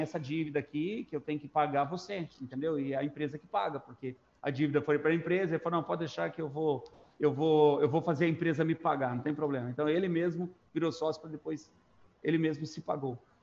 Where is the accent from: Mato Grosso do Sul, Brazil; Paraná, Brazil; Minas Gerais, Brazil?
Mato Grosso do Sul, Brazil; Três Lagoas; also born or lived in Dracena, São Paulo; Eu me, me mudei para lá, eu tinha cinco anos de idade. Então, eu me considero sou matogrossense. Eu, eu entrei na escola em Três Lagoas